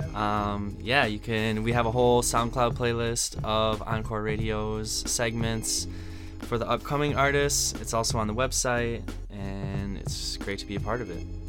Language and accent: English; Wisconsin, United States; moved away as an adult; now in New York, United States; my humble beginnings start in the Midwest, Wisconsin mm-hmm. specifically. Grew up there, went to college there